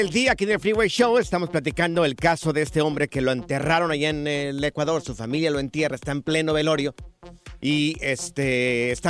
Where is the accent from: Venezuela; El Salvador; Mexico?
Mexico; Guerrero; Ah, mira, yo soy del estado de Guerrero.